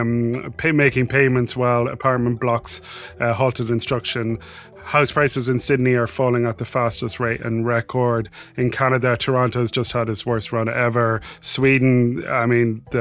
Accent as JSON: {"language": "English", "country": "Ireland", "said": "I'm Irish"}